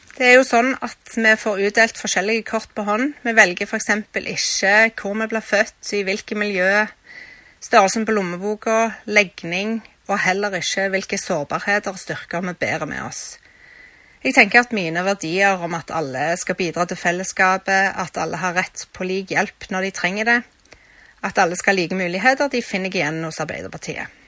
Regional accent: Stavanger, Rogaland, Norway; Jeg er født i Stavanger og er oppvokst på Kristian Lyst i Hyllevåg

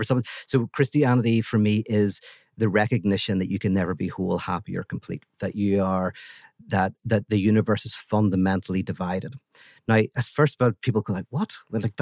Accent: Little Rock, Arkansas, United States; That's right, exactly. Yeah, I just put this on. I'm really from Little Rock, Arkansas.

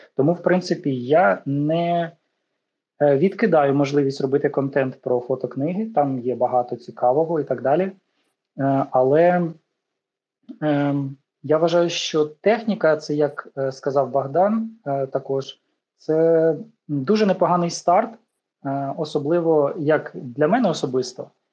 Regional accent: Ukraine; я з України

